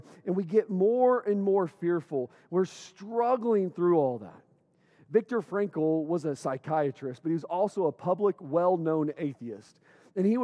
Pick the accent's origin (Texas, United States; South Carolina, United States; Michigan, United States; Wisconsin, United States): Michigan, United States; Owosso; moved away; I grew up here in Owosso. I went all the way through eighth grade in Owosso.